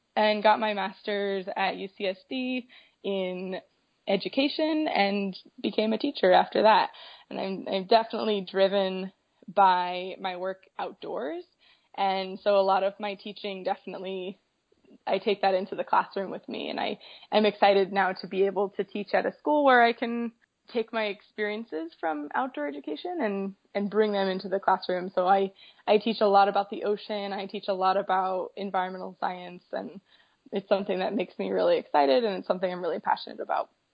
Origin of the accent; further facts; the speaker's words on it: Colorado, United States; I'm from a landlocked state. I'm from Colorado, so nowhere near the ocean, but growing up I had a lot of great opportunities